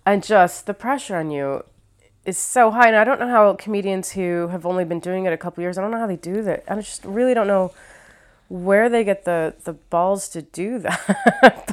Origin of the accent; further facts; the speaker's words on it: Ohio, United States; also born or lived in New York / Los Angeles; now in London, United Kingdom; I'm from Ohio. I lived in New York for four years. I was in L A for seven years. I've been here for four years in London